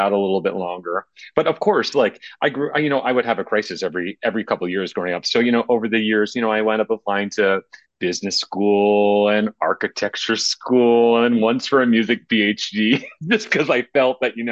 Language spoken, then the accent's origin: English; New Jersey, United States; moved away; I grew up in New Jersey. I grew up about 20 miles west of New York, in a kind of 19th century suburb